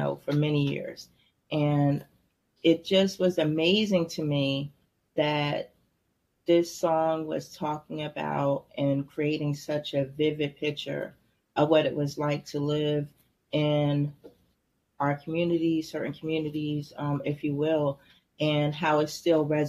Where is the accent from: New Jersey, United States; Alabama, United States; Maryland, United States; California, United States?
New Jersey, United States; Trenton; growing up in Trenton, where we grew up at wasn't necessarily the projects or a bad area